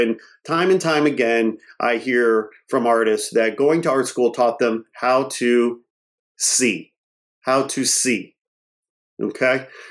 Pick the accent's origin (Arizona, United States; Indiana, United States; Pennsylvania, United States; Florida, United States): Indiana, United States; Portage; also born or lived in Gary, Indiana; I grew up, I was born in Gary, Indiana, and I was raised, I'm a working class kid from a blue collar family. I went to uh, public school there in Portage, Indiana